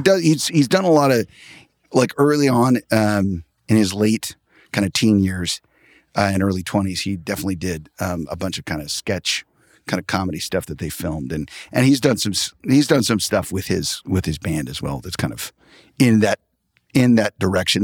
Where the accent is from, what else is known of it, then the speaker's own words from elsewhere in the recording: Tulsa, Oklahoma, United States; I'm from Tulsa, Oklahoma